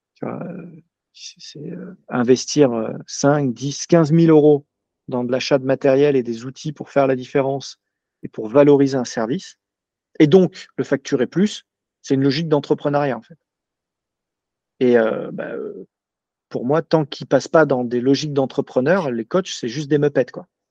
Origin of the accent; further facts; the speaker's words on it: Paris, Île-de-France, France; je suis parisien